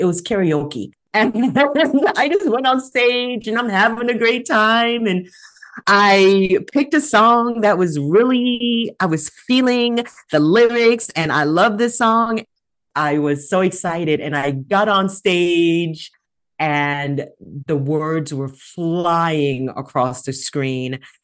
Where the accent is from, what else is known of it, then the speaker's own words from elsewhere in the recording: California, United States; I'm from California